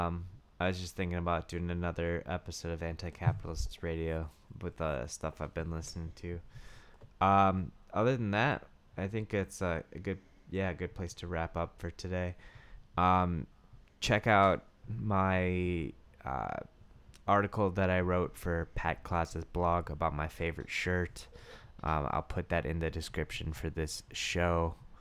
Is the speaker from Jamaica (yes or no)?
yes; Jamaica; I'm Jamaican.